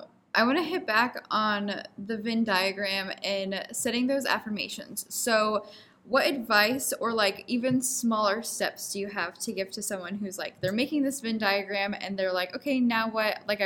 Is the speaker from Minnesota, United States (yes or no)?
yes; Minnesota, United States; Like I could say, oh, I'm from Minnesota, and like this is what I do there.